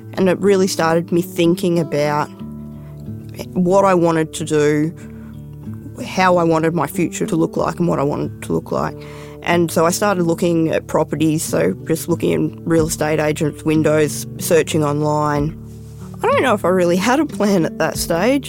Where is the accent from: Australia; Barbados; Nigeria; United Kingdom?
Australia; Perth, Western Australia; now in Hermidale, Australia; I grew up in Perth in WA